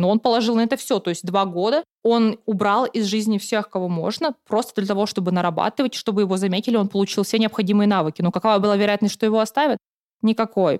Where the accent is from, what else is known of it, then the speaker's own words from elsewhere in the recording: Khanty-Mansiysk, Khanty-Mansi Autonomous Okrug, Russia; moved away as an adult; now in Saint Petersburg, Russia; я приехала из Ханты-Мансийска, я приехала отучиться в Санкт-Петербурге в Мечниково